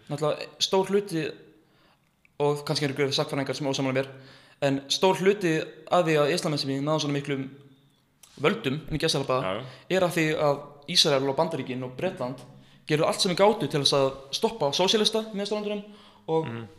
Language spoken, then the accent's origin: Icelandic; Iceland; ég er frá Íslandi